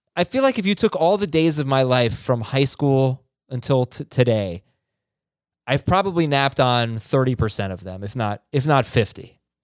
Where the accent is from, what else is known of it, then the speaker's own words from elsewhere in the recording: South Florida, United States; also born or lived in New York; I was born in New York. I grew up in South Florida.